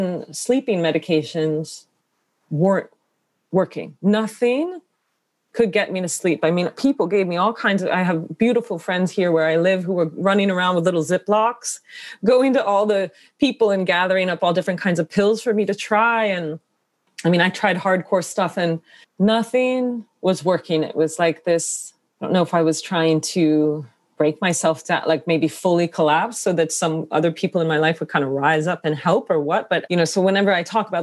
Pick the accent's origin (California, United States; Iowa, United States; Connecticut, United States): Connecticut, United States; my own experience growing up in Connecticut.